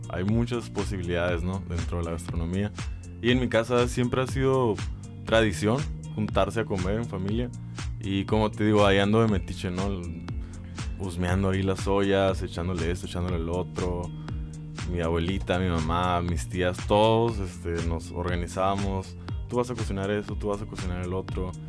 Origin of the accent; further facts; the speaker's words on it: Mexicali, Baja California, Mexico; soy cachanilla 100%, nacido y criado. me encanta mi ciudad